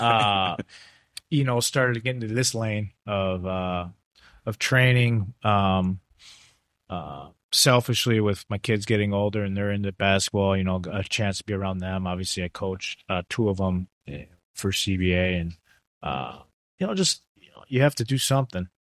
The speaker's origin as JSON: {"language": "English", "country": "United States", "also_born_or_lived": "Italy", "said": "I'm American"}